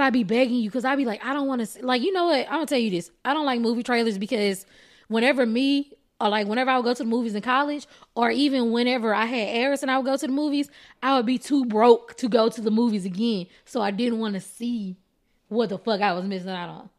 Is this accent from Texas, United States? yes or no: yes; Texas, United States; I am Texan